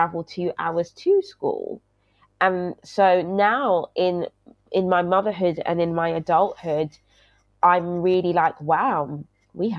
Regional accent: London, United Kingdom; I grew up in Brixton, South London

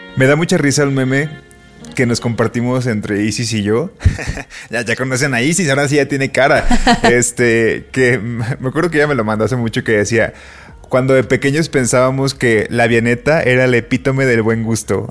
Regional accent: Colima, Mexico; now in Mexico City, Mexico; de chiquito en Colima había una sección en un periódico

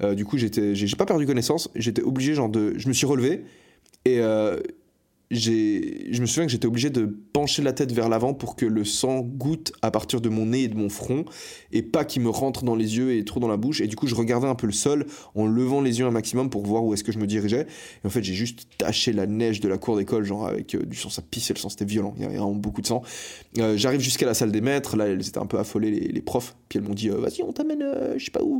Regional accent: Fribourg, Switzerland; now in Barcelona, Spain; je suis né à l'hôpital de Fribourg euh, je ne sais plus le nom de l'hôpital. Fribourg, c'est une ville en Suisse

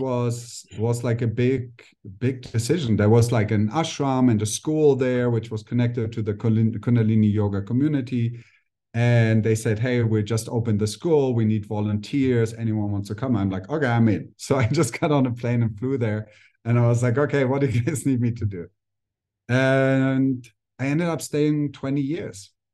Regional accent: Germany; also born or lived in India; now in Mexico; I just grew up a normal German kid and teenager

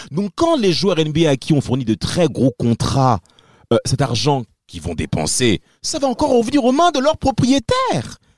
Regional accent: France; Rudy Gobert, qui est plus proche de nous en tant que Français

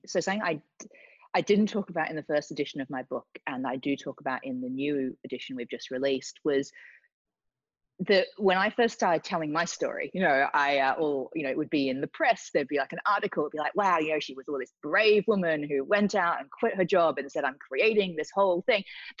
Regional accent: Australia; moved away as an adult; now in London, United Kingdom; I came from Australia to London, went through the corporate world, was working for a big media company.

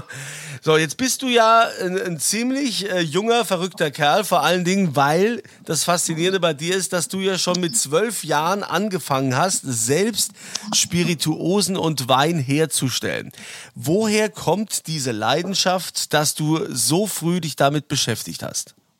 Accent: Germany; bei uns in Deutschland

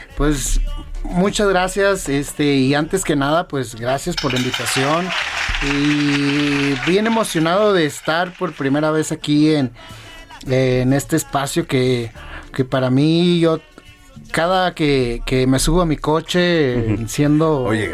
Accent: Torreón, Coahuila, Mexico; moved away as an adult; now in Mexico City, Mexico; yo soy de, de Torreón, Coahuila

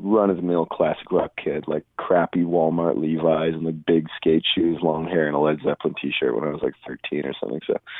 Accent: Edmonton, Alberta, Canada; moved away as an adult; also born or lived in Duncan; I grew up in Edmonton until I was 18

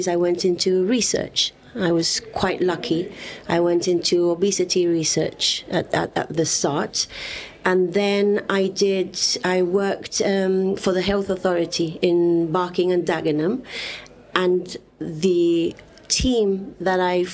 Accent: Gibraltar; everywhere I went, I was always saying that I was from Gibraltar

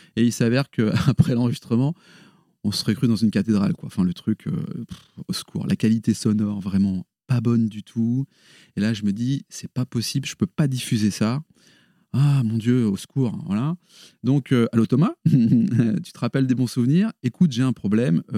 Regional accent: Paris region, Île-de-France, France; moved away as an adult; now in Lille, France; Je suis originaire de la région parisienne. Mais ça y est, je suis Lillois, euh, il y a prescription depuis 20 ans.

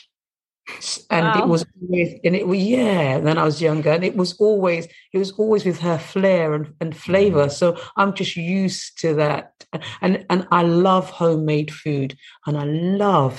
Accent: England, United Kingdom; I grew up in England

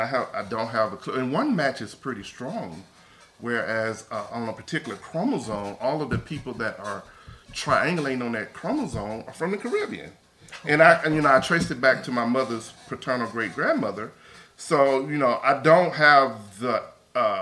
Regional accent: Mississippi, United States; I'm from Mississippi, as you probably can tell with my accent that I'm proud of.

